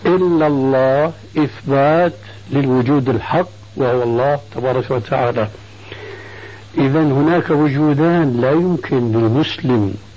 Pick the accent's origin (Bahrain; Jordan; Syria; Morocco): Syria; عندنا في سوريا